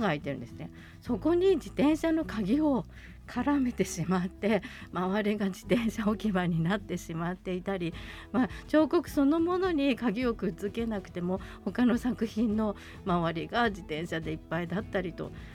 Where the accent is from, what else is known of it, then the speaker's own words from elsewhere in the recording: Tokyo, Japan; now in Sapporo, Japan; 私は東京出身